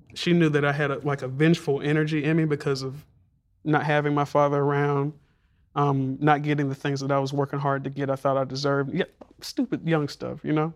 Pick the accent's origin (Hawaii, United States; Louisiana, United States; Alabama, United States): Alabama, United States; Montgomery; moved away; growing up in Montgomery